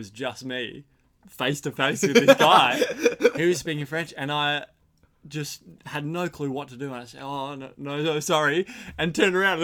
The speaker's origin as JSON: {"language": "English", "country": "Australia", "said": "four of us being big Australian lads"}